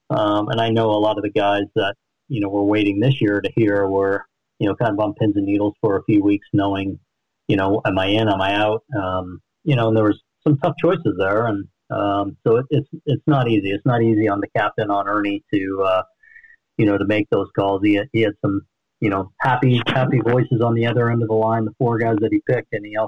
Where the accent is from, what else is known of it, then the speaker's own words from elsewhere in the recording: East Coast, United States; also born or lived in Utah; growing up on the East Coast, but then going to BYU and spending a lot of time in the West